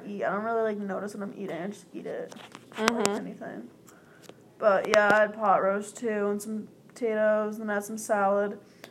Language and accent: English; Vermont, United States; I'm from Vermont